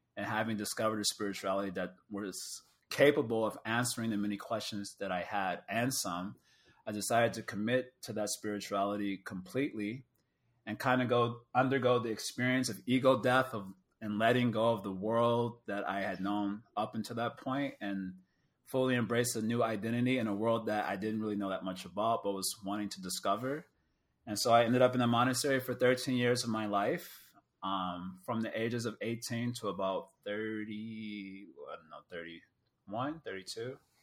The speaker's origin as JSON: {"language": "English", "town": "Chicago", "region": "Illinois", "country": "United States", "said": "I'm from Chicago"}